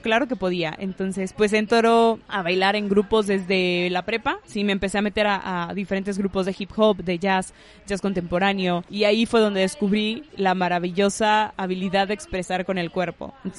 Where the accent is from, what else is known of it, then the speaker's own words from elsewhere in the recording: Monterrey, Nuevo León, Mexico; also born or lived in Isthmus of Tehuantepec, Oaxaca; yo nací aquí en Monterrey, estuve, viví aquí la mayor parte de mi infancia